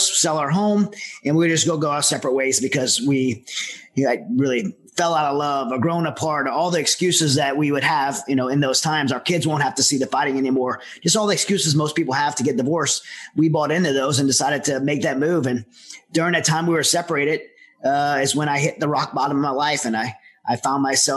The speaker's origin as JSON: {"language": "English", "region": "Southern Louisiana", "country": "United States", "said": "I'm from Southern Louisiana"}